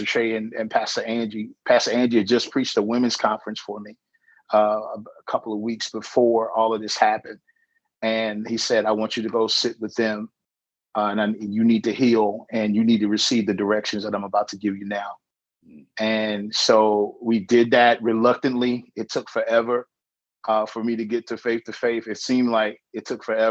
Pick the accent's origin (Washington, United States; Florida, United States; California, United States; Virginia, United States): Virginia, United States; Danville; I was born in Virginia in 1975